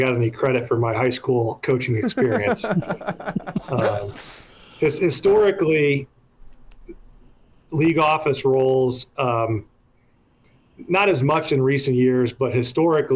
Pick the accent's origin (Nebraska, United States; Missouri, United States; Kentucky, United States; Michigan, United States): Nebraska, United States; Lincoln; moved away as an adult; also born or lived in Waverly, Nebraska / Omaha / New York City; communities like the one I grew up in Lincoln